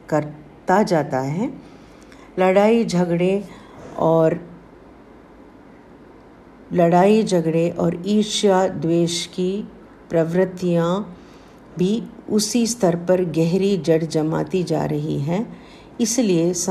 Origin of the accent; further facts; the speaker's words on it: South India, India; मैं south Indian हूँ